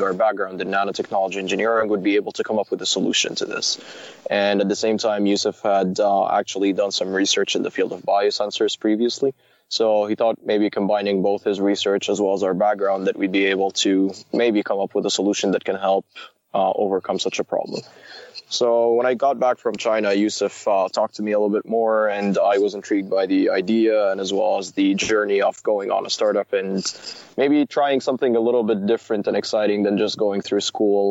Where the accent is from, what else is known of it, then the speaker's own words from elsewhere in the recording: Saudi Arabia; moved away as an adult; also born or lived in Waterloo, Canada; now in Canada; I was born and raised in Saudi Arabia, went to elementary, middle school, and high school over there